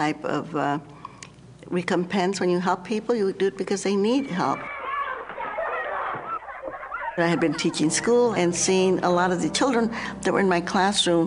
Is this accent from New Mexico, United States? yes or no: yes; New Mexico, United States; I grew up in New Mexico